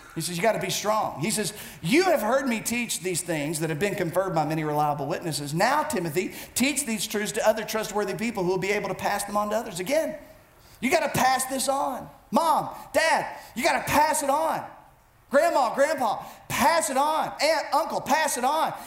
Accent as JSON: {"language": "English", "country": "United States"}